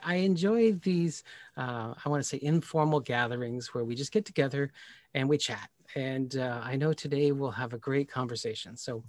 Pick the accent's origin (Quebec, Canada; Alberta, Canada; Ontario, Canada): Ontario, Canada; Pickering; I grew up in Pickering, Ontario, and I can live by the water.